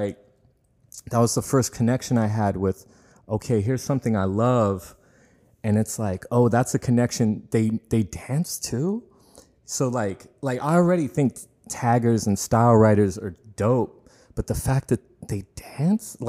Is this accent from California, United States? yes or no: yes; Tracy, California, United States; I grew up in Tracy.